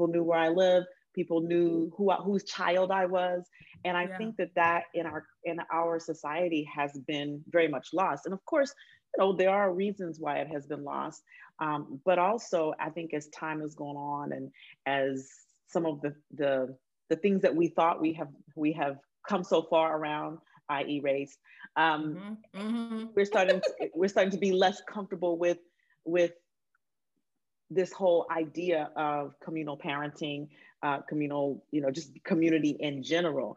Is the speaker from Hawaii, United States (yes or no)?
no; Alabama, United States; I grew up in Alabama